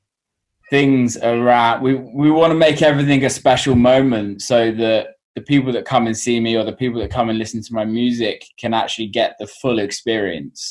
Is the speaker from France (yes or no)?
no; England, United Kingdom; I'm English